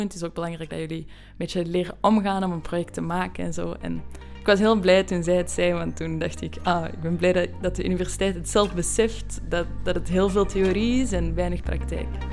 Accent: Belgium; moved away as an adult; now in Amsterdam, Netherlands; Ik kom uit België

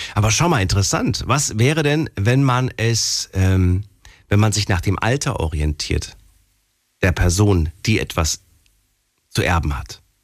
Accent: Germany; ich bin auch in Deutschland geboren

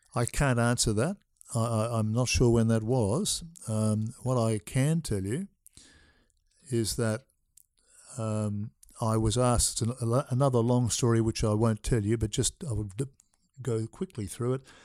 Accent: Melbourne, Victoria, Australia; I was born in Melbourne

